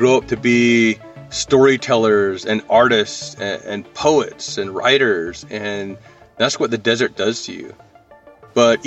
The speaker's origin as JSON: {"language": "English", "region": "northern Arizona", "country": "United States", "said": "I'm from the Navajo Nation in northern Arizona"}